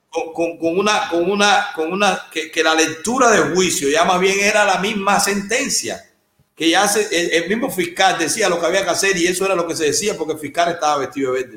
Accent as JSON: {"language": "Spanish", "country": "Cuba", "tie": "born or raised there", "moved": "as an adult", "said": "Yo tengo 47 años, salí de Cuba con 33"}